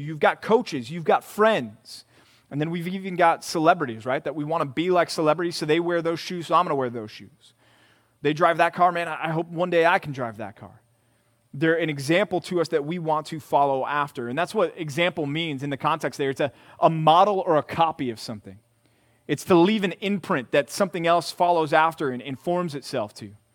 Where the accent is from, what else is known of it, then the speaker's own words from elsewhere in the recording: Texas, United States; Growing up in Texas, being from Texas